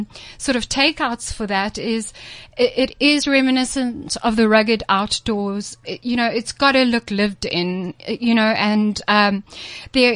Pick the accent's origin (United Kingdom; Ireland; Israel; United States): United Kingdom; Scotland; I'm Scottish